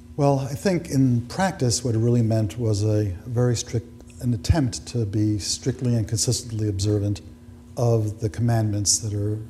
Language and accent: English; United States; I was born in the United States.